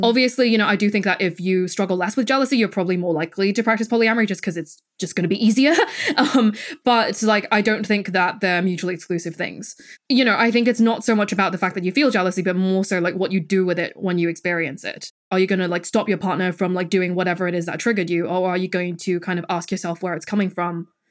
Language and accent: English; Hong Kong; moved away; I'm from Hong Kong, I grew up there, and my parents still live there.